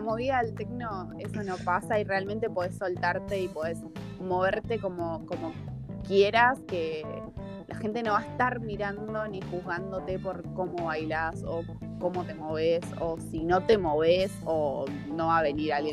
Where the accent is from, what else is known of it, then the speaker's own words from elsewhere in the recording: Argentina; moved away as an adult; now in Berlin, Germany; en Argentina no es tan así pero porque no somos tan, tan perreadores